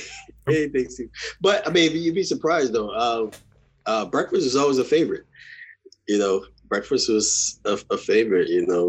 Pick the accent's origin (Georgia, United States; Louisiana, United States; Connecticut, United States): Louisiana, United States; New Orleans; I am from New Orleans, born and raised.